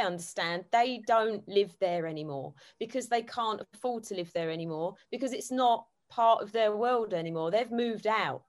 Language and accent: English; Dagenham, London, United Kingdom; also born or lived in Barking; now in South West England; So I was born and bred in Dagenham. In fact, I'm the only person in my family that wasn't born in London Hospital. So I get the sorted taken out of me quite a lot because I was born in Barking. which at the time was part of the Essex County